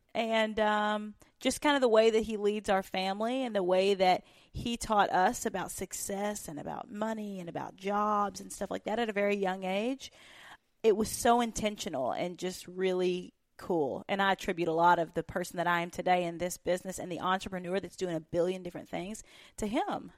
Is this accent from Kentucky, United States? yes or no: yes; Union County, Western Kentucky, United States; moved away; I was born in Western Kentucky, the oldest of twenty-four first cousins that all grew up on the same farm